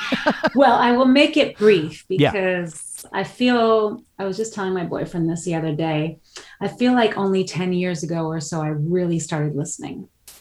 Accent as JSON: {"language": "English", "town": "New York City", "region": "New York", "country": "United States", "tie": "born or raised there", "also_born_or_lived": "Amsterdam, Netherlands", "first_language": "Dutch", "second_language": "English", "moved": "as an adult", "lives_now": "Netherlands", "said": "I grew up in New York City with my mom or New York and then New York City in my teenage years in the Bronx and went to public high school in the Bronx. And I visited my dad in Holland my entire life because we lived in Amsterdam when I was a kid, really little."}